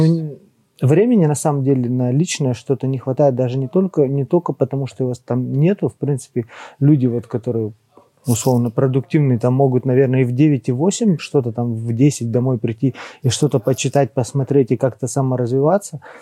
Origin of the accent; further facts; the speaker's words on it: Tyumen, Tyumen Oblast, Russia; мы из Тюмени